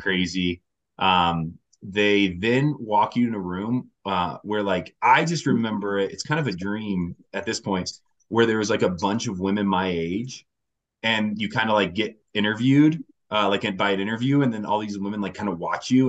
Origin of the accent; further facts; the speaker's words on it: Indiana, United States; moved away as an adult; now in Denver, United States; I've been out in Denver now for ten years, so I'm from Indiana okay. originally